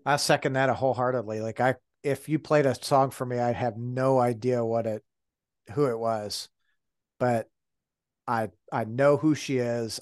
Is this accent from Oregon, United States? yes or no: no; Detroit, Michigan, United States; moved away; I grew up in Detroit.